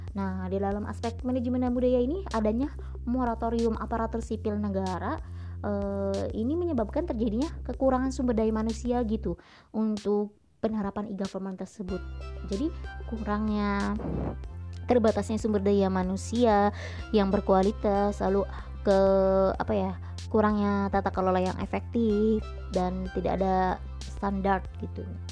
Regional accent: Indramayu, West Java, Indonesia; also born or lived in Yogyakarta; sebagai warga Kabupaten Indramayu

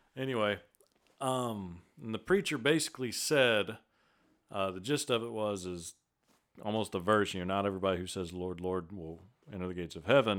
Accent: Vidor, Texas, United States; born or raised there; also born or lived in Beaumont, Texas

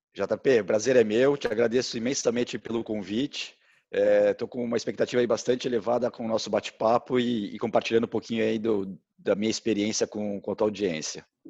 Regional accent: São Paulo, Brazil; eu sou de São Paulo, morava na Vila Mariana

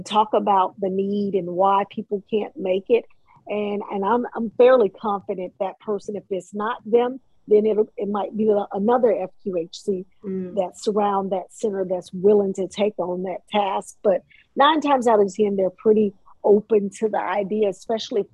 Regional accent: Columbus, Mississippi, United States; now in Hinesville, United States; I'm from Mississippi, Columbus, Mississippi

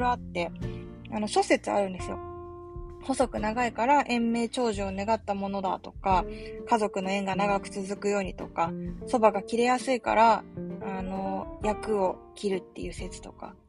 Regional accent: Yokohama, Kanagawa, Japan; moved away as an adult; also born or lived in Kobe / Sapporo / Osaka / Nagasaki; あの横浜で生まれ育って

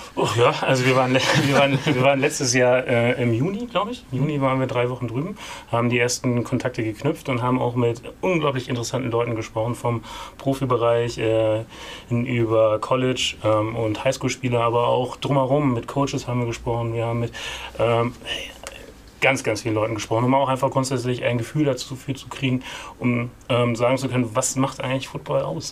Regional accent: East Frisia, Lower Saxony, Germany; ich wurde in Ostfriesland-Enten geboren

